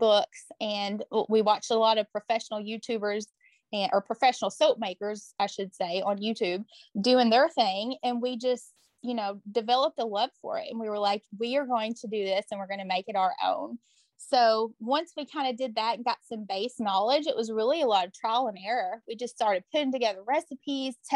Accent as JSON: {"language": "English", "town": "Morganfield", "region": "Kentucky", "country": "United States", "tie": "born or raised there", "also_born_or_lived": "Henderson, Kentucky", "said": "I moved back to Union County, and this is my hometown where I was born and raised"}